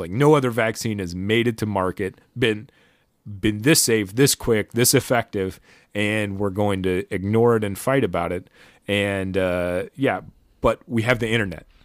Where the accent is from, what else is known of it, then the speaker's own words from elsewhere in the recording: United States; as an American